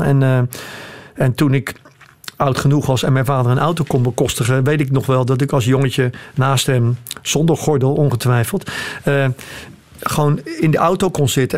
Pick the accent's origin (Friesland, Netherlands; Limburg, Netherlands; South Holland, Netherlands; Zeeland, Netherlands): South Holland, Netherlands; Rotterdam; Ik ben ook geboren in Rotterdam